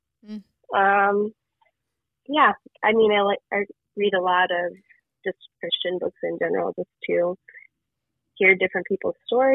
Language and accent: English; London, Ohio, United States; moved away as an adult; also born or lived in Dayton, Ohio; now in New York City, United States; I grew up in London, lived in Dayton, Ohio for a number of years